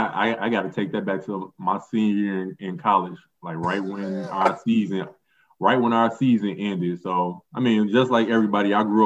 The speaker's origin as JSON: {"language": "English", "town": "Chicago", "region": "Illinois", "country": "United States", "tie": "born or raised there", "said": "I grew up in Chicago, obviously played high school ball in Chicago."}